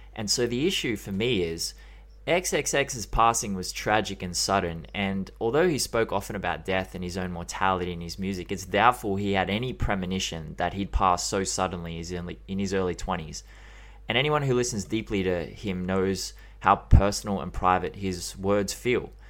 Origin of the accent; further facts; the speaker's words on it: Australia; I'm Australian